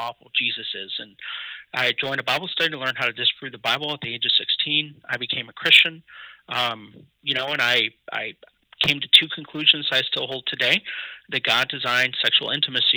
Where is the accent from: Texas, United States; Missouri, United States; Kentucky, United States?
Missouri, United States; Kansas City; also born or lived in Columbia, Missouri; I'm originally from Kansas City, Missouri, and Columbia, but my parents divorced when I was two, and my dad stayed in Columbia, my mom moved to Kansas City